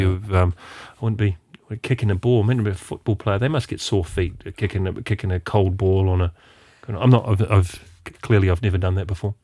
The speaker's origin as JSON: {"language": "English", "country": "New Zealand", "said": "being a Kiwi"}